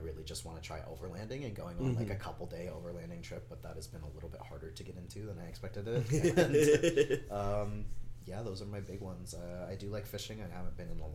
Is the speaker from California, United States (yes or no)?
no; Phoenix, Arizona, United States; I grew up here. I was born and raised in Phoenix